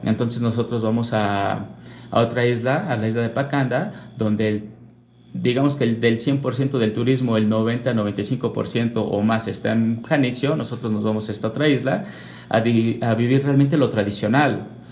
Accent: Mexico City, Mexico; now in Querétaro, Mexico; yo soy de la Ciudad de México, es enorme

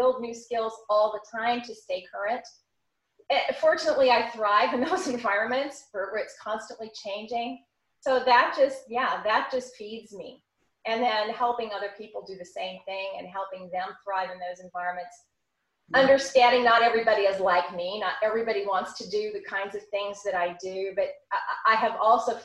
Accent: California, United States; I was from California originally

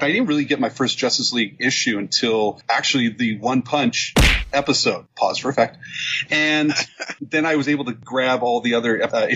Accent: Canada; I'm the Canadian

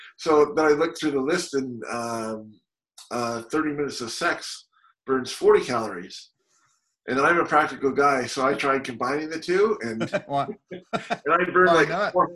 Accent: Canada; moved away as an adult; now in Walla Walla, United States; I'm Canadian, grew up in the Rockies, and then we came down here for school

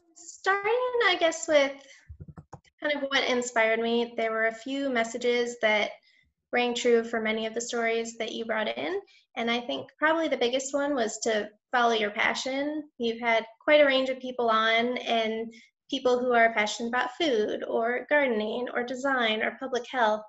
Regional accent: Michigan, United States; moved away as an adult; now in New Orleans, United States; I grew up in Michigan

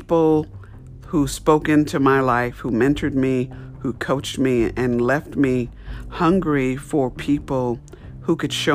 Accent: New York, United States; I grew up in New York

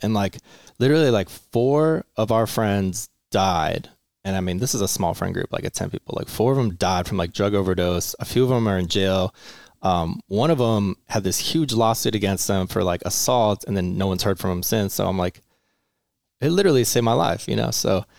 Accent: Menifee, California, United States; also born or lived in Long Beach; Kind of here, actually. So Marietta Menifee. But actually, it's a really hard question. I grew up everywhere. I was like born in Long Beach. My parents moved every 3 years.

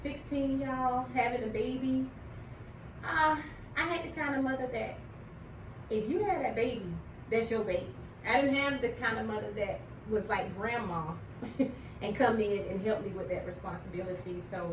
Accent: Pennsylvania, United States; now in Atlanta, United States; I'm originally from Pennsylvania. I'm not from Georgia originally, but my mom is, so she brought us here.

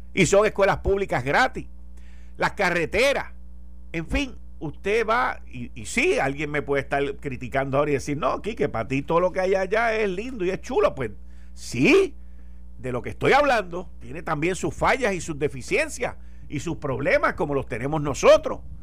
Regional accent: Puerto Rico; Nosotros somos parte de los Estados Unidos

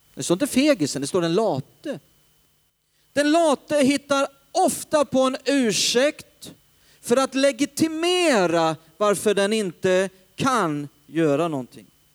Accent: Hällefors, Örebro County, Sweden; also born or lived in Stockholm; uppe i Hällefors där jag kommer ifrån

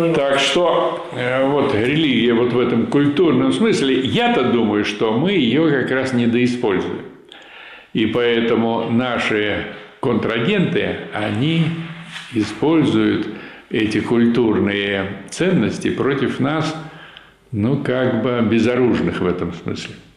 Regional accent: Vyshny Volochyok, Tver Oblast, Russia; в моем родном городе, значит, было несколько фабрик комбинатов в Вышнем Волочке

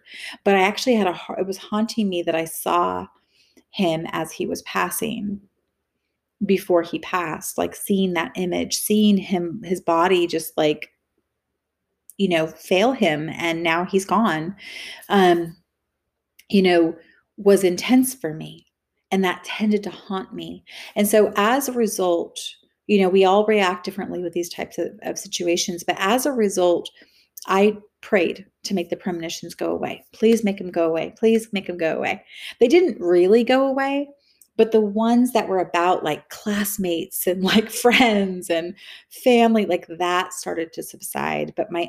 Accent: California, United States; And so I was raised in the Bay Area and on the coast, like Capitola, Santa Cruz.

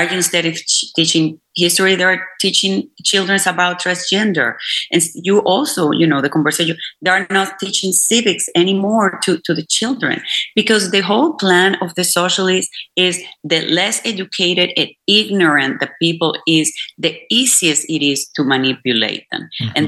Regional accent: Venezuela; now in Houston, United States; I come from Venezuela, which is a country that, you know, based in oil industry, especially Maracaibo, it was all about oil.

